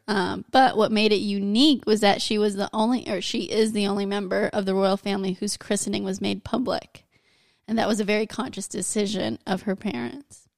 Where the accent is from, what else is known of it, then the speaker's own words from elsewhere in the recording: United States; I'm American